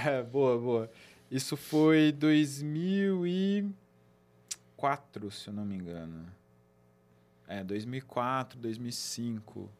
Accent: Campinas, São Paulo, Brazil; sou de Campinas, nasci aqui, minha família, a grande maioria

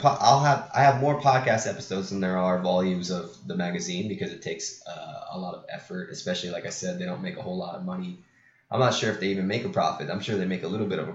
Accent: Pacific Grove, California, United States; my hometown, Monterey, California, and, well, my hometown's Pacific Grove

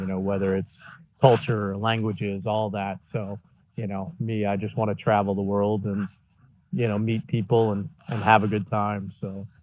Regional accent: Indiana, United States; moved away; I grew up in Indiana mainly.

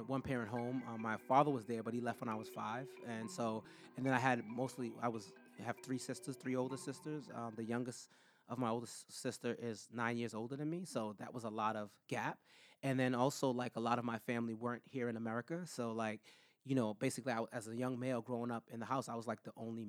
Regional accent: Boston, Massachusetts, United States; I consider to be the area where I grew up in Common Square to be like a little Brooklyn

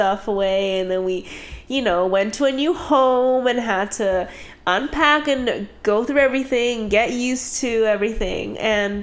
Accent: Vancouver, British Columbia, Canada; Born and raised in Vancouver.

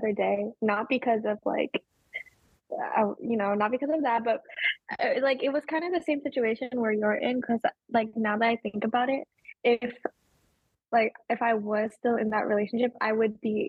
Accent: Sacramento, California, United States; now in San Diego, United States; I was born and raised in Sacramento, California, and I have grown up in California all my life.

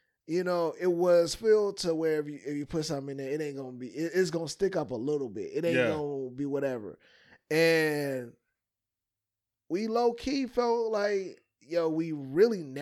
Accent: Chicago, Illinois, United States; I'm from Chicago

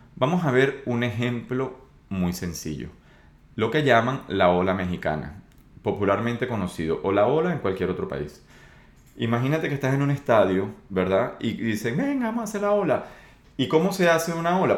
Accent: Venezuela; yo soy de Venezuela

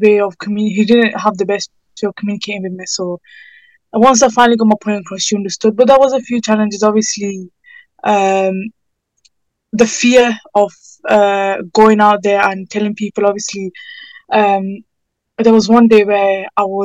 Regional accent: United Kingdom; My parents are from Pakistan, and I was born in the UK, so I'm Pakistani

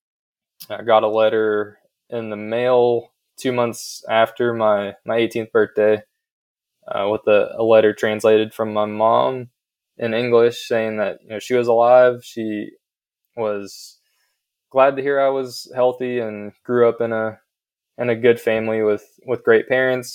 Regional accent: southeastern Ohio, United States; accent: country accent; moved away as an adult; also born or lived in Gwangju, South Korea / Davidson, North Carolina; now in Charlotte, United States; Grew up with Caucasian parents and a Caucasian sister who's a year younger than me in southeastern Ohio, right on the border of West Virginia and Kentucky. So I spent my first 18 years in southern Ohio in a very rural Caucasian community

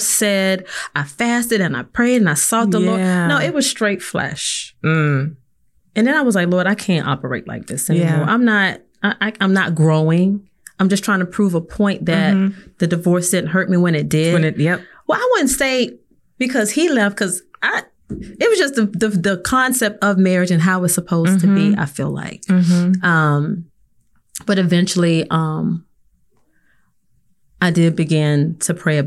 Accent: South Carolina, United States; I'm from South Carolina

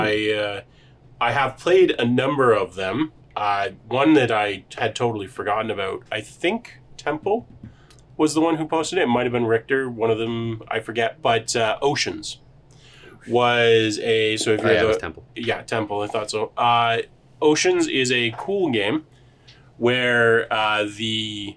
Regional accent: Canada; We are Canadian

